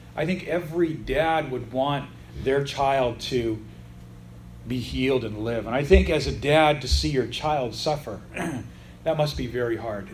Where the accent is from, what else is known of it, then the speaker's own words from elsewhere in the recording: United States; I'm a Gentile, I'm an American, I'm not from that part of Israel